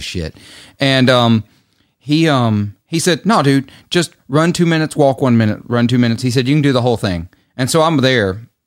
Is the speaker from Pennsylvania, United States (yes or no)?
no; Clarksdale, Mississippi, United States; my hometown